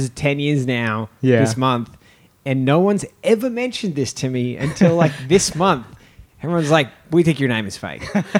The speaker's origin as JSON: {"language": "English", "town": "Melbourne", "region": "Victoria", "country": "Australia", "moved": "yes", "lives_now": "Hong Kong", "said": "I'm from Melbourne."}